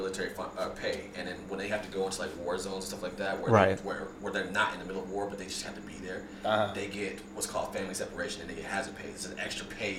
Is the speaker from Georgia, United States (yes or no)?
yes; Georgia, United States; I grew up in Georgia.